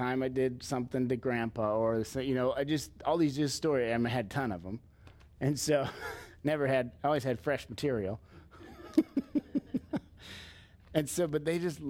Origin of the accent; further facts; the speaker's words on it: Leo, United States; growing up in Leo, it was Leo kids.